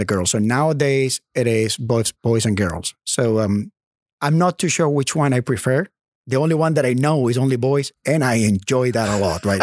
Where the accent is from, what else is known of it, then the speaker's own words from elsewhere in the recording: Maracaibo, Zulia, Venezuela; English is a second language; moved away as an adult; also born or lived in Norman, Oklahoma / New Orleans / Netherlands; now in United States; I grew up in Venezuela. I was born in Venezuela and I grew up in Venezuela.